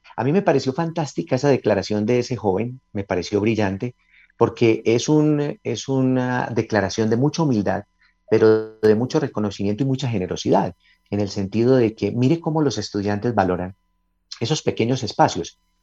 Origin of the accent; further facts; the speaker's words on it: Antioquia, Colombia; nuestra región, en Antioquia, nosotros los paisas